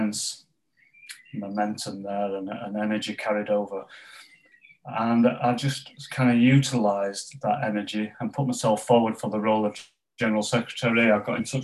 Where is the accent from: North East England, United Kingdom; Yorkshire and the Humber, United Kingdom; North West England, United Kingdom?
Yorkshire and the Humber, United Kingdom; Pontefract; where I grew up in West Yorkshire, in Pontefract in West Yorkshire, as a strong sort of mining community